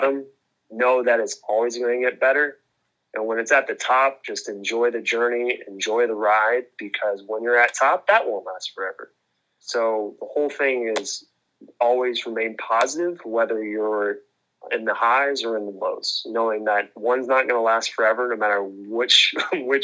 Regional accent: Southern California, United States; I grew up in Southern California

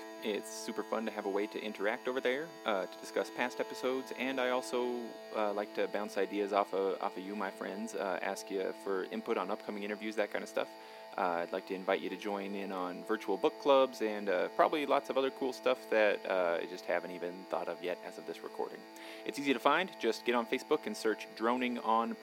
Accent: Payson, Utah, United States; I grew up down in Payson

